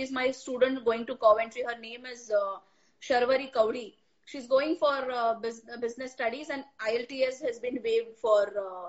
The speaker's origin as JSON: {"language": "English", "town": "Mumbai", "region": "Maharashtra", "country": "India", "said": "But yes, I am from Elphiston, Mumbai ki."}